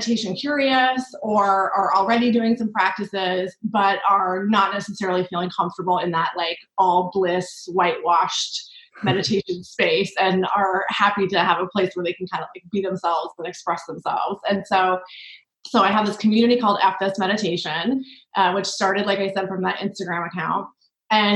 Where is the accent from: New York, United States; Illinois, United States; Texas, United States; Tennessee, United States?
New York, United States; as a New Yorker